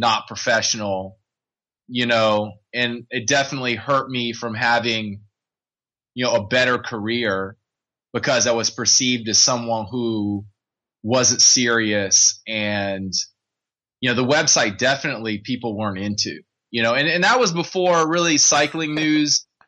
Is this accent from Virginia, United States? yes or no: yes; Richmond, Virginia, United States; I grew up in Richmond, Virginia